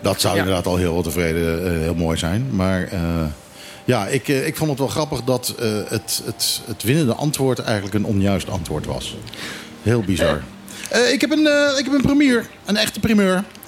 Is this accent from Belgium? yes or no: no; Curaçao; moved away; Ik heb zelf ook eh, als kind op Curaçao op school gezeten.